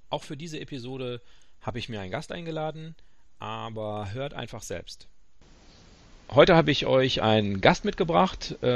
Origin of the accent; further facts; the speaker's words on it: North Rhine-Westphalia, Germany; Karnevalswochenende, ich bin Westfale, äh, alle anderen feiern und ich mache einen Barfußkurs.